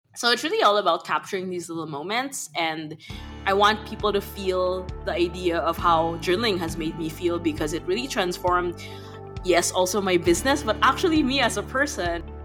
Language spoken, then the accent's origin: English; Manila, Metro Manila, Philippines; moved away as an adult; now in Berlin, Germany; I grew up in Manila in the Philippines, and I'm currently living in Berlin.